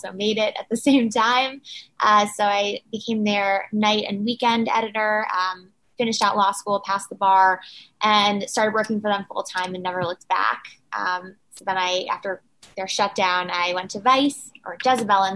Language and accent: English; New York City, New York, United States; also born or lived in Washington, D.C.; I was born and raised in New York City